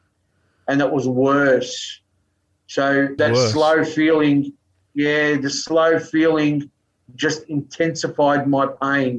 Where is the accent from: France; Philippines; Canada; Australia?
Australia; Melbourne, Victoria; I grew up in Melbourne